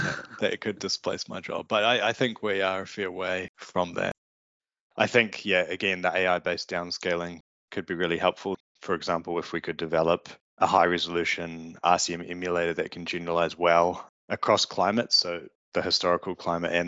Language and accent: English; New Zealand; accent: Kiwi; also born or lived in California; my Kiwi accent